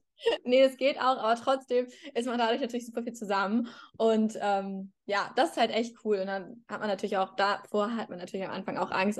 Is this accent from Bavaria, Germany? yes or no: no; Hamburg, Germany; moved away as an adult; now in Madrid, Spain; ich bin ja auch aus, also ich komme auch aus Hamburg, ich habe in Hamburg studiert